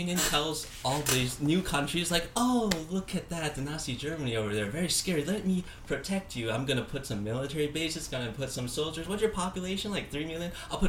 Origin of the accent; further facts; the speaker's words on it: Taiwan; my parents are from Taiwan, and I just graduated college. I can play the. I'm gonna go back to my home country for a year and study Chinese.